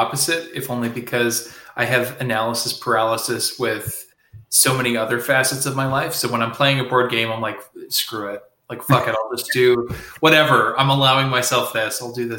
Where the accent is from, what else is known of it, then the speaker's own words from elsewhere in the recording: Nova Scotia, Canada; cause I'm from Nova Scotia and we had these mini pizzas.